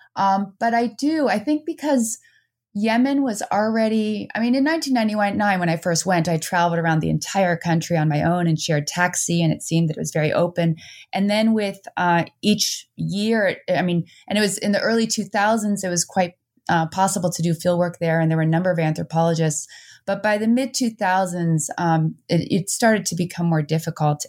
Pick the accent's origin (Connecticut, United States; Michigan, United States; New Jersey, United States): New Jersey, United States; born or raised there; also born or lived in Netherlands; now in Vermont, United States